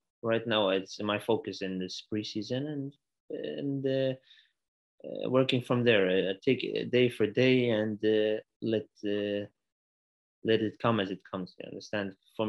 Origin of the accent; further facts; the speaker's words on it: Iraq; It's my father's from Iraq. I'm from Iraq.